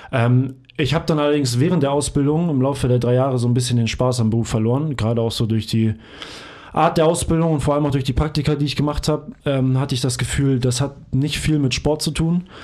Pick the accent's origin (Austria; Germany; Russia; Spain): Germany; Hamburg; ich komme ursprünglich aus Hamburg. Ich hab, ähm, bin in Hamburg geboren worden und aufgewachsen